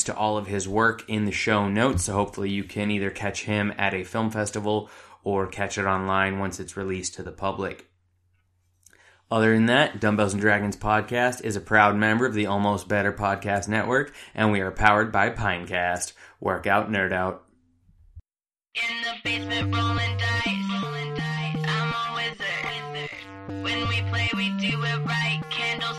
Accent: Phoenix, Arizona, United States; now in Southern California, United States; I'm originally from Phoenix

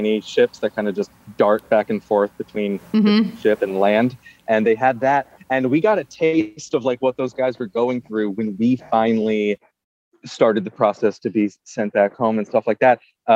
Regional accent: New York City, New York, United States; as a New Yorker

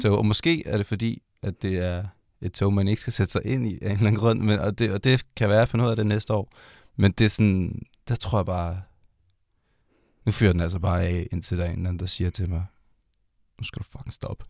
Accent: Denmark; det her, det er som mit hjemland.

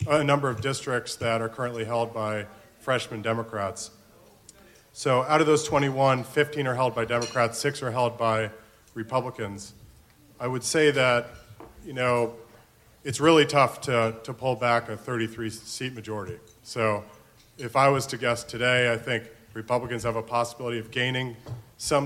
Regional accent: Florida, United States; moved away; my home state of Florida

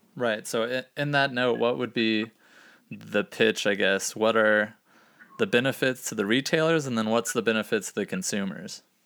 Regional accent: Gainesville, Florida, United States; growing up in Gainesville, Florida

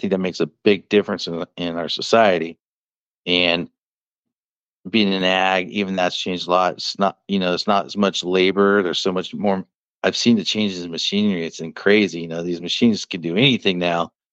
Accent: Hughson, California, United States; I grew up in the near Hughson area

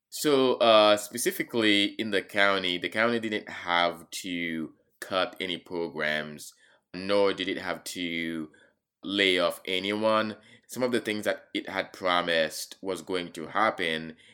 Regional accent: Haiti; now in Charlottesville, United States; growing up in Haiti and surviving a coup d'etat

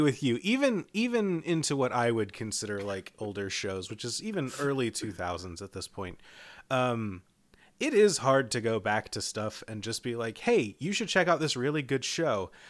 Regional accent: Eastern time zone, Eastern United States, United States; I grew up in Eastern time

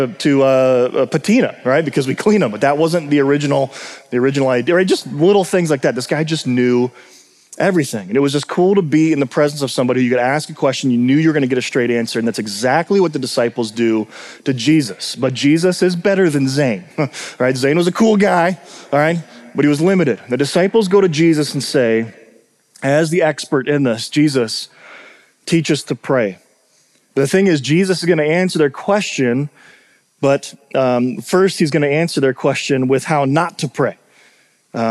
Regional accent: Minnesota, United States; the two of us from Minnesota

